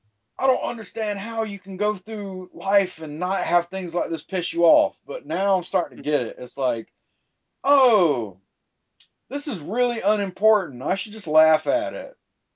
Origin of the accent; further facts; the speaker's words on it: the South, United States; growing up in the South, it's always, God's going to kill you.